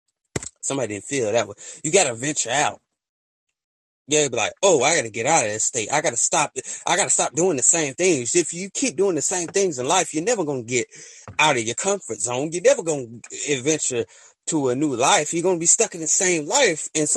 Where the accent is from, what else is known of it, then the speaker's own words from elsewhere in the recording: the South, United States; I'm from the South